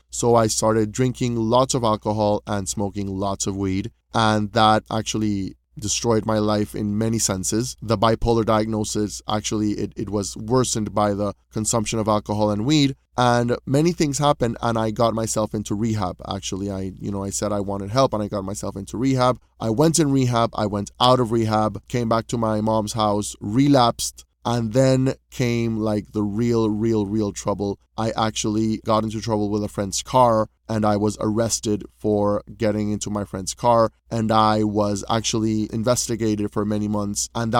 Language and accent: English; Panama; You know, I was coming from Panama, where in Panama, you know, I was like the soul of the party, and, you know, I had thousands of friends and I really enjoyed my social life.